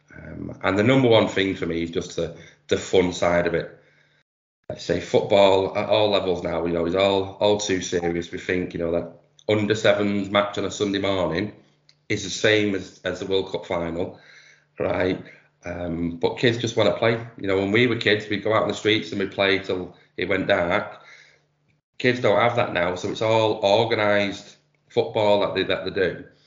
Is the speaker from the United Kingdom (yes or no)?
yes; Manchester, North West England, United Kingdom; accent: Manchester; I've been doing 3v3 in Manchester, you can probably tell from my accent